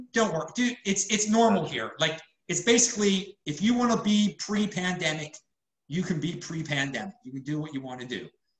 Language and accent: English; Baltimore, Maryland, United States; now in Florida, United States; I'm from Baltimore. It gets humid up there too.